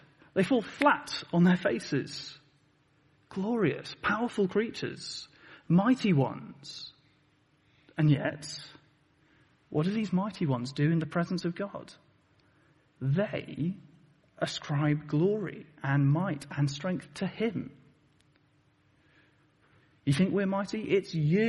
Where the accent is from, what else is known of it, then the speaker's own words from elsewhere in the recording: Plymouth, South West England, United Kingdom; moved away; I come from Plymouth originally